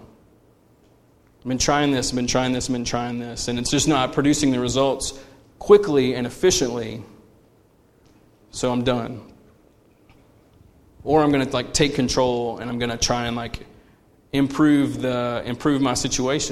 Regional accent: United States; we are conditioned as American consumers

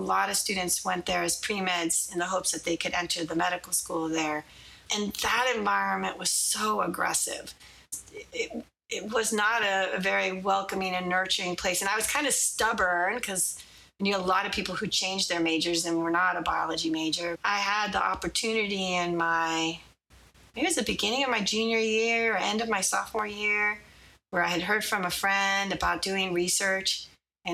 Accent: Inglewood, California, United States; I was born and raised in Inglewood, California.

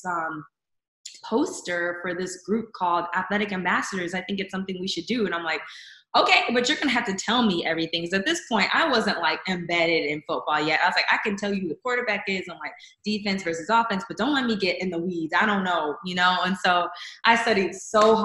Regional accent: Chicago, Illinois, United States; now in Texas, United States; I am originally from Chicago, Illinois. I've been in Texas for, this fall will be 11 years.

